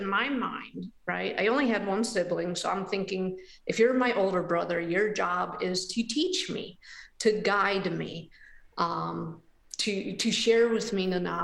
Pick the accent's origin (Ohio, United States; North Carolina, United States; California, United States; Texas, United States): Ohio, United States; Hinckley; now in Cincinnati, United States; I grew up in a little village in Northeast Ohio called Hinckley, Ohio